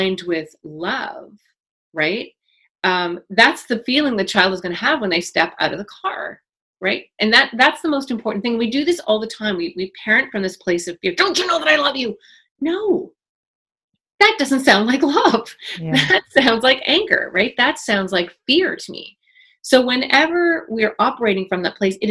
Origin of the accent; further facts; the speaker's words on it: Toronto, Ontario, Canada; I grew up in Toronto at 12